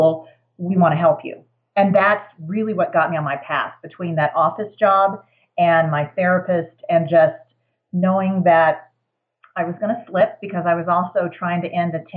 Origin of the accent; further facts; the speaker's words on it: Houston, Texas, United States; moved away as an adult; now in Denver, United States; I was raised in Houston, Texas